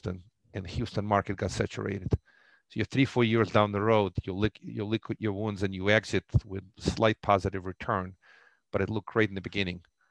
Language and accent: English; Russia; moved away; Originally, I grew up in the former Soviet Union.